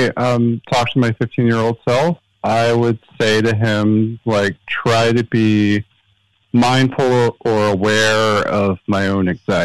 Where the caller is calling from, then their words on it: Los Angeles, California, United States; I'm calling from Los Angeles.